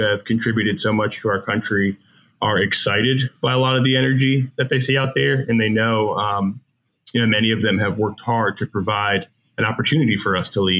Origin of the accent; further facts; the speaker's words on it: Michigan, United States; I grew up in Michigan